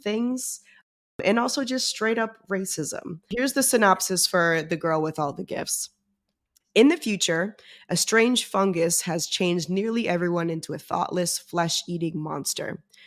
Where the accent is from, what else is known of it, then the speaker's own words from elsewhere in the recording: New York, United States; I'm from New York